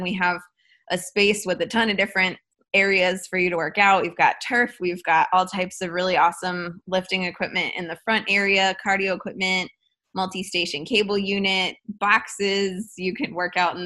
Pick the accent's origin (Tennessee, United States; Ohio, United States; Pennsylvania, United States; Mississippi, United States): Ohio, United States; Cleveland; also born or lived in Midtown, Atlanta; now in Atlanta, United States; I was born and raised in Cleveland, Ohio, and I live in Midtown now